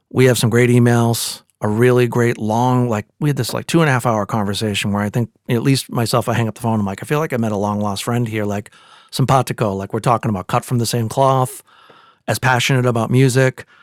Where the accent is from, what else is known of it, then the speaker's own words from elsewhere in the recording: Quincy, Massachusetts, United States; I actually live not too far from it. I left Quincy, just for the record, for 12 years, and then I moved back. I'm there now.